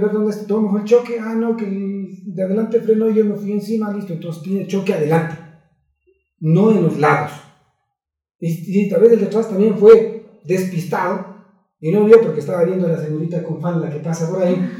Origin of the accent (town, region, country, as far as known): Ecuador